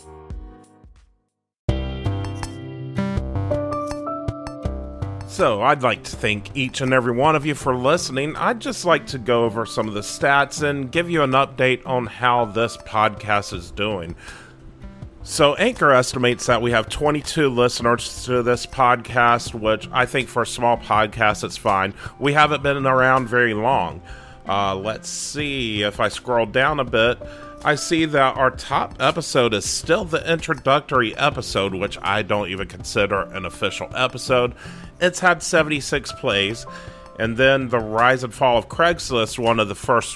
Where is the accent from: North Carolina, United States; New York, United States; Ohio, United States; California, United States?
North Carolina, United States; my home state of North Carolina